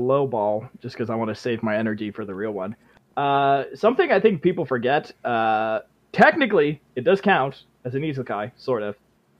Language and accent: English; Canada; I'm from the land of beavers.